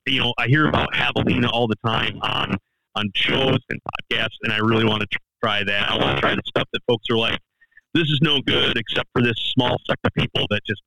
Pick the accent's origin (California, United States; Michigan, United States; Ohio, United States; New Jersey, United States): Michigan, United States; I'm from the Midwest, and I'm still a Michigan boy who's just kind of wet behind the ears getting out places. So I've had a lot of Michigan delight stuff.